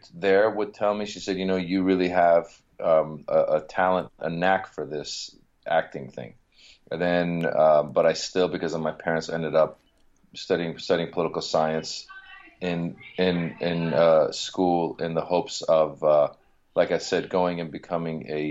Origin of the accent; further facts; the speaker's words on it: Marin County, Northern California, United States; English is a second language; also born or lived in Iran / Reno, Nevada; now in Los Angeles, United States; I grew up in Northern California